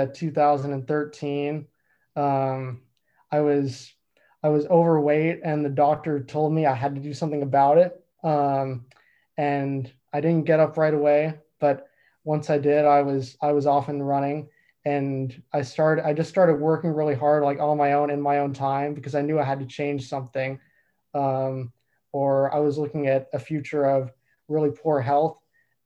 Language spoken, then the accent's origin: English; United States; moved away as an adult; now in Vancouver, Canada; I'm from the United States